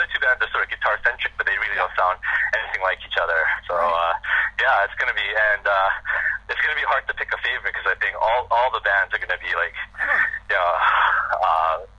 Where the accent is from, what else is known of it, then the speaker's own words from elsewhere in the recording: Vancouver, British Columbia, Canada; now in Toronto, Canada; Vancouver, my hometown.